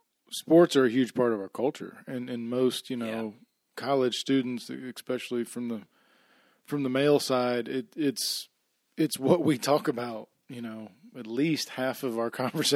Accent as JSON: {"language": "English", "town": "Orlando", "region": "Florida", "country": "United States", "tie": "born or raised there", "said": "but I grew up in Orlando, so I'm a pretty big Florida Gator fan."}